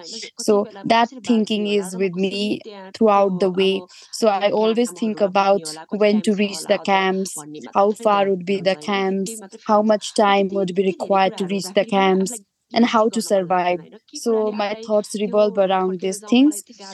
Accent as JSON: {"language": "English", "area": "near Mount Manaslu", "region": "Gandaki Province", "country": "Nepal", "tie": "born or raised there", "said": "I was born near Manaslu, actually I couldn't see the mountain from my house itself."}